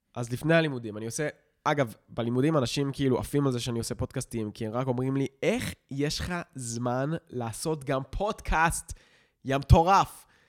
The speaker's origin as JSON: {"language": "Hebrew", "country": "Israel", "tie": "born or raised there", "said": "החיים שלנו במושב היו די בסדר"}